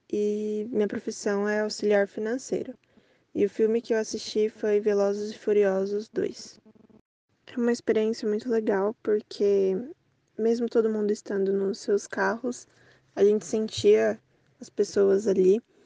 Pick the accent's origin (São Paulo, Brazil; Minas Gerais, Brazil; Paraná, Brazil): São Paulo, Brazil; eu sou de São Paulo, capital